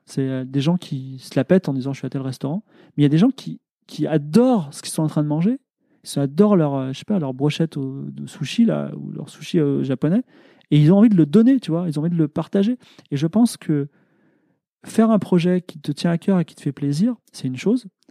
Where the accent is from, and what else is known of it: France